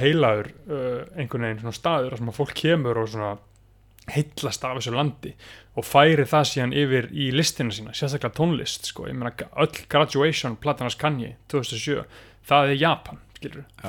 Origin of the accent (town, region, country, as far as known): Iceland